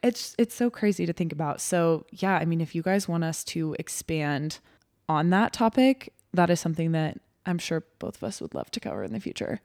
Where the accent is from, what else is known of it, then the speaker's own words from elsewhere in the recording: Texas, United States; moved away as an adult; now in Nebraska, United States; I grew up in Texas. It's where I was born and raised, but have obviously lived in Nebraska for